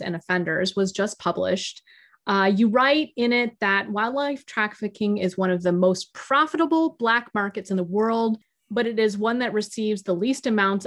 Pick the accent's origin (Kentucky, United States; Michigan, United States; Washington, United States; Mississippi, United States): Michigan, United States; I'm originally from Michigan